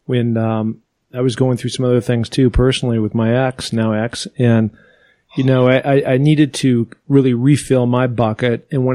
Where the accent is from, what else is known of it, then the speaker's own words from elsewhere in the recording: Pacific Northwest, United States; And so growing up in the Northwest, I was just like, I want to become the first NFL guy to climb the seven summits.